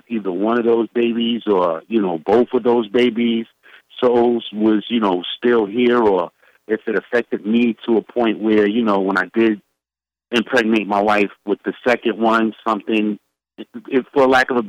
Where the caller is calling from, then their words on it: New York City, New York, United States; from the Subcon family. I'm calling from the Planet Brooklyn.